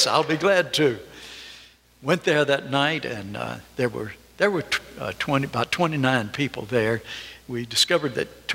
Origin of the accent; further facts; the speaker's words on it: North Carolina, United States; moved away; I'm from North Carolina